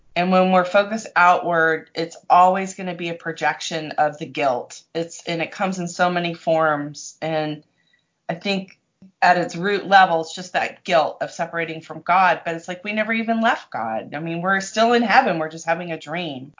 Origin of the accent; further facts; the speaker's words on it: San Diego, California, United States; I grew up in San Diego